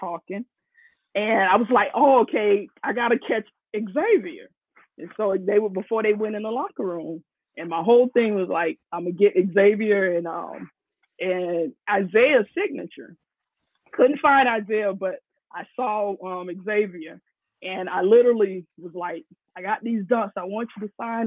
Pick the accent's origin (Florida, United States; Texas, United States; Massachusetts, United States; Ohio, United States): Florida, United States; moved away; I'm from Florida originally.